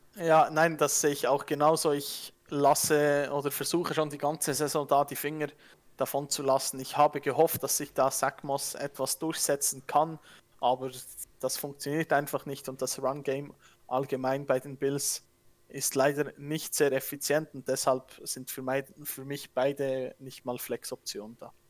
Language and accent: German; Switzerland; accent: Swiss; Ich bin am, am Dialekt her, ich bin Schweizer